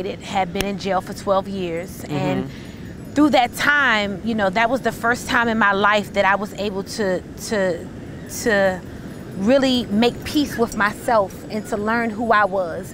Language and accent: English; Maryland, United States; also born or lived in Washington, D.C. / Virginia; grew up in Maryland